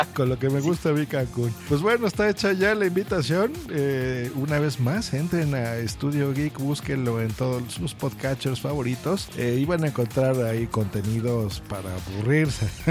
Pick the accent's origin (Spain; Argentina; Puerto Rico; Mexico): Mexico; yo también soy de México